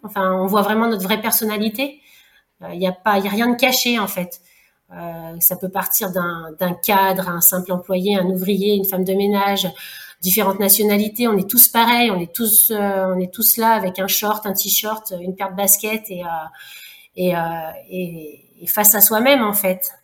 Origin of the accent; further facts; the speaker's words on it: Lyon, Auvergne-Rhône-Alpes, France; moved away; also born or lived in Réunion; je suis lyonnaise à la base, j'avais plus la famille ici, et euh, c'est pour ça que je suis revenue en fait par ici